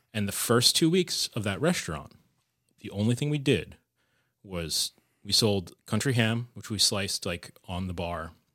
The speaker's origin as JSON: {"language": "English", "region": "suburban New Jersey", "country": "United States", "tie": "born or raised there", "also_born_or_lived": "New York City", "moved": "as an adult", "lives_now": "Providence, United States", "said": "I grew up in New Jersey, in, like, suburban New Jersey"}